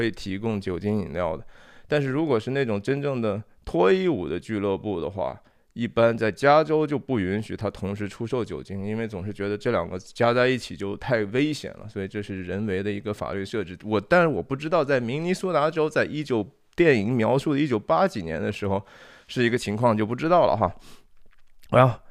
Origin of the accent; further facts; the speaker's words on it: China; 我们中国人